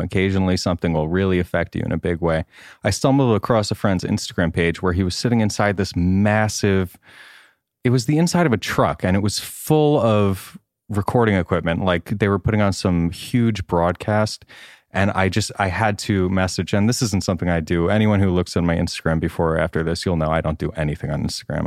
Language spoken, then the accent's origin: English; Great River, New York, United States; accent: Long Island; moved away as an adult; now in Los Angeles, United States; I'm thirty-two and I'm from Long Island, New York